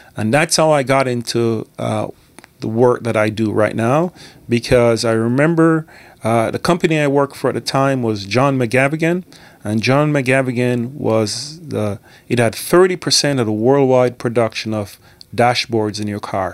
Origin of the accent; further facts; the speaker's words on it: Scotland, United Kingdom; also born or lived in Jamaica; I was born in Jamaica, but I grew up in Scotland. I went to school in Scotland.